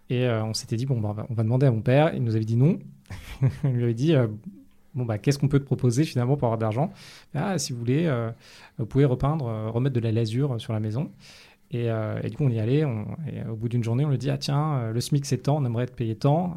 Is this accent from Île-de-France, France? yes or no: yes; Paris, Île-de-France, France; also born or lived in United States / London; J'ai grandi dans le 15e à Paris